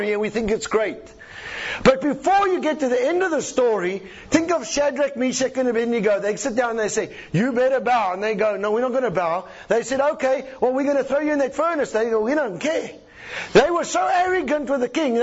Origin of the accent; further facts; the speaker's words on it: South Africa; I'm a South African.